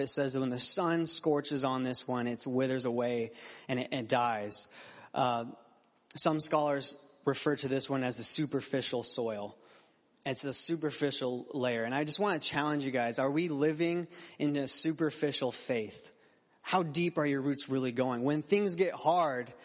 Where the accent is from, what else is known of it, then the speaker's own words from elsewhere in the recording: Phoenix, Arizona, United States; I grew up in Phoenix, Arizona.